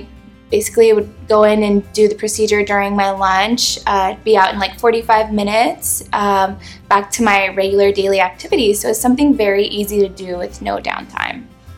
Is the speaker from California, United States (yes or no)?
yes; California, United States; Growing up in Southern California, one of the things that I enjoyed doing is hanging out by the beach.